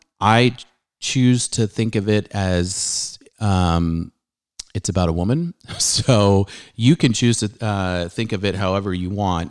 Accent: California, United States; moved away as an adult; now in Frisco, United States; I'm a Californian, but I've been here for 16 years

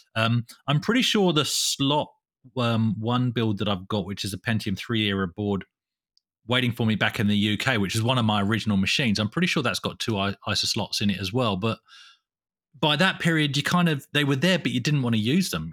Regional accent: England, United Kingdom; moved away; I'm from England

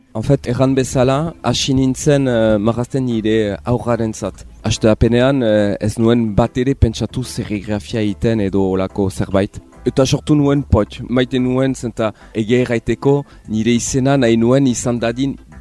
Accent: Bayonne, Nouvelle-Aquitaine, France; Nik hemen uh, eh, baiona atipian niz, ba, euskalduna naiz ere, biziki maite dut eh, nire erria

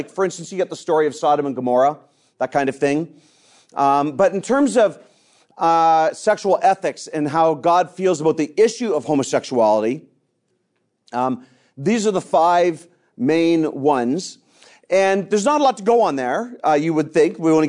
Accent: Canada; I'm an evangelist from Canada. I've led several different churches across Canada in the denomination that I belong to.

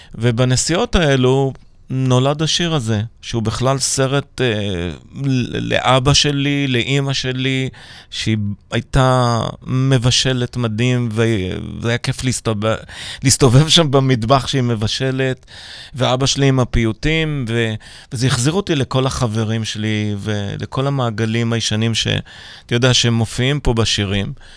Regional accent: Petah Tikva, Central District, Israel; also born or lived in Pardes Hanna-Karkur / Manchester; נולדתי הרי בפתח תקווה

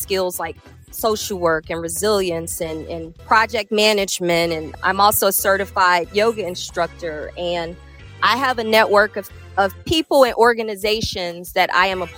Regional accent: Cincinnati, Ohio, United States; I am from Cincinnati, Ohio, and live right by the bridge. You know, born in Avondale, for those who know where that is

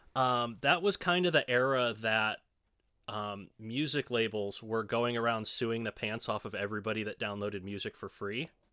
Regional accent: Chicago, Illinois, United States; moved away as an adult; now in Evansville, United States; I spent the vast majority of my life in the Chicago suburbs.

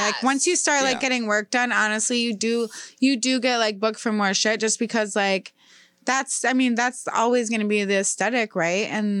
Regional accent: United States; we're Americans.

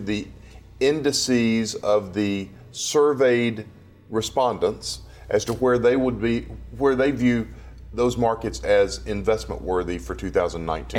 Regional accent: Dallas, Texas, United States; my hometown of Dallas, Texas

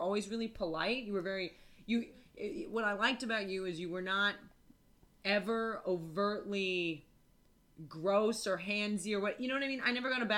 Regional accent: United States; also born or lived in New York; I'm American

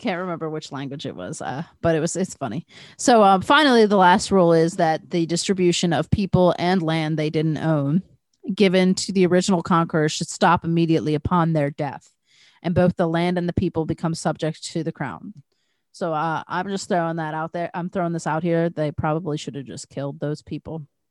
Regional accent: United States; I'm American

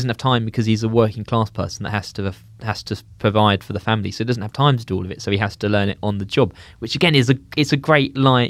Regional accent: South East England, United Kingdom; I know, I'm still from Kent.

